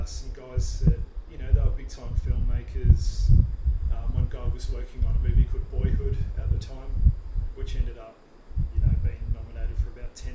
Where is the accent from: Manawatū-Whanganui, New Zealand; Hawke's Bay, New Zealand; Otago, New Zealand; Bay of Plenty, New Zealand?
Manawatū-Whanganui, New Zealand; Palmerston North; born or raised there; also born or lived in Gold Coast, Australia; now in Australia